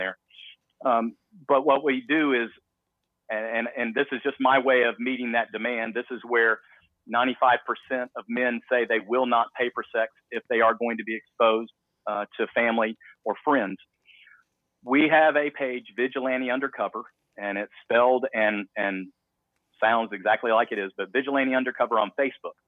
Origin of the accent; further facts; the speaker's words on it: the South, United States; I'm from the South